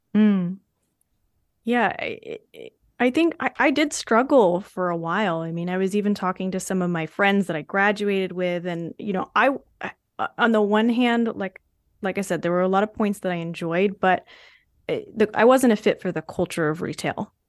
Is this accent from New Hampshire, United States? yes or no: yes; New Hampshire, United States; my home state school